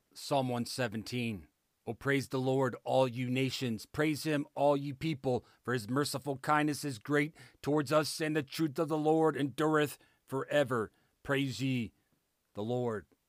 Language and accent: English; Ohio, United States; moved away; my home state of Ohio